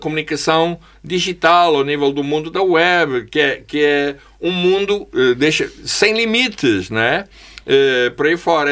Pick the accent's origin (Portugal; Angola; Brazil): Angola; eu sou angolano